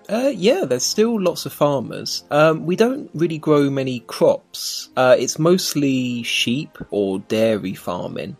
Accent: London, United Kingdom; where I was born in South London, it's only half an hour drive to central London

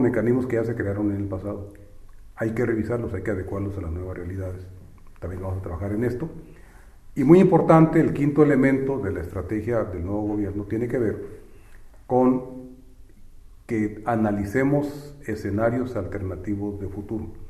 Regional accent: Mexico; now in China

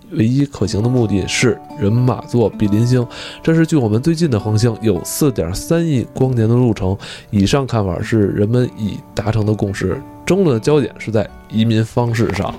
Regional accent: China; 对于我一个中国人来说

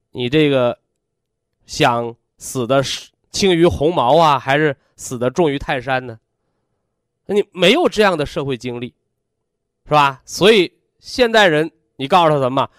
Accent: China; 我们作为炎黄子孙，是吧？我们作为中国人

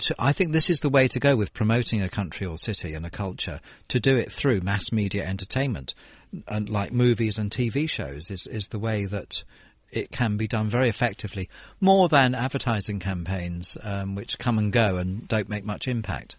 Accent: United Kingdom; I'm I'm not American, but it's probably the same for British people too

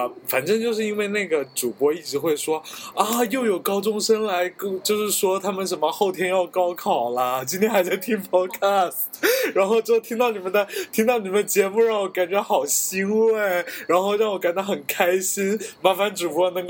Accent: Taiwan; accent: Taiwanese; 我自己觉得我讲的台湾腔还挺好听的

